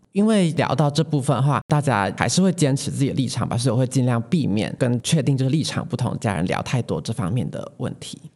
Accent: Taichung, Taiwan; 像我是嗯。台中人的话，那我就会特别关心大台中的选情，然后还有我居住的这个地区的议员候选人状况

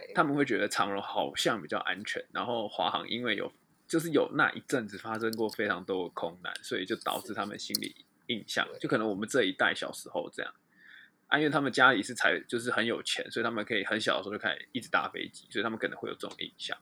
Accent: Taiwan; 身为台湾人，遇到地震就是哦，好地震

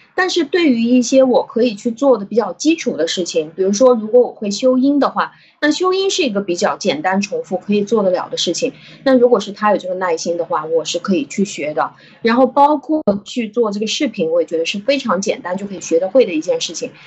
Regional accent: China; 我们中国人

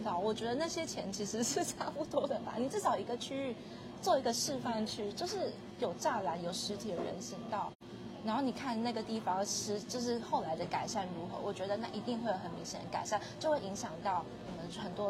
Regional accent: Taiwan; 我们台湾人很常走的，就是一定都会有被车刷卡的经验啊

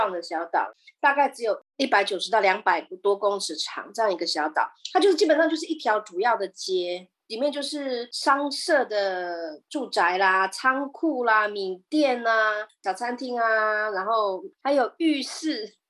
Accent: Netherlands; Chinese is a second language; 可是我为我来讲印象很深刻，是因为它是跟我们荷兰人有关。

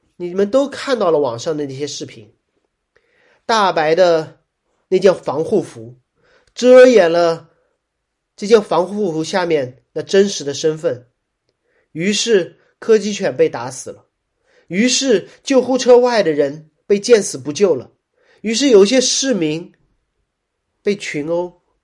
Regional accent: Shanghai, China; 我是上海人

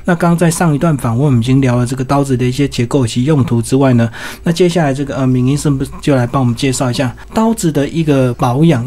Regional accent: Taiwan; 我们台湾人

